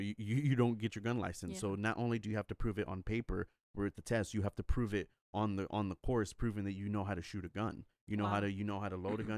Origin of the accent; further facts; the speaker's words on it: Texas, United States; But don't come over here and try to tell me how to live my life when I was born and raised here.